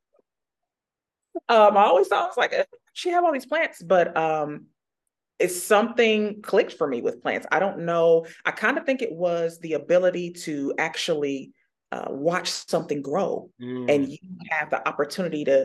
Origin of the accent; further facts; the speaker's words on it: Indianapolis, Indiana, United States; I was born and raised here in Indianapolis on the northwest side of town, grew up in Pike Township, went to Pike High School.